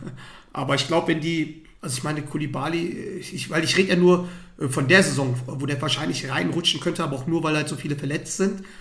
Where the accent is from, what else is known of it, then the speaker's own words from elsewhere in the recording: Dortmund, North Rhine-Westphalia, Germany; als, als Dortmunder denkt man sich, boah, geil, äh, die müssen für immer hier bleiben